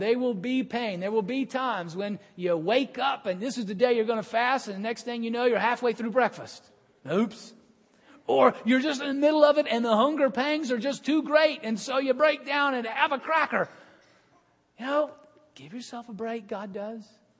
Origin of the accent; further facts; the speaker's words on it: Birmingham, Alabama, United States; now in Cincinnati, United States; in my hometown in Birmingham